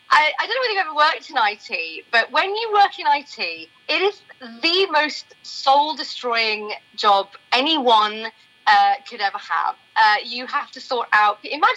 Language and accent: English; Doddington, East of England, United Kingdom; I'm originally from Doddington.